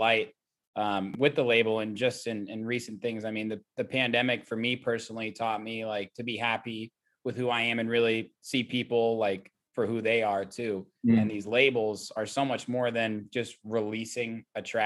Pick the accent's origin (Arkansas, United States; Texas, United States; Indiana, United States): Indiana, United States; Indianapolis; my hometown of Indianapolis.